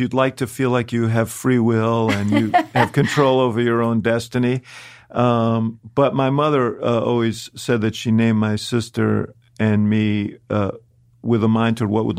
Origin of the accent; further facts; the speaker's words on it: New York City, New York, United States; born there; No, I was born right here in New York City.